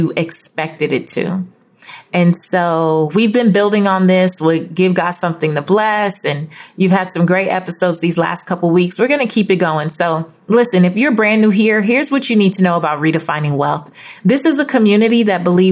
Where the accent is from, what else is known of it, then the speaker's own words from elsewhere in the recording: Los Angeles, California, United States; I grew up in South Central Los Angeles, not in the best neighborhood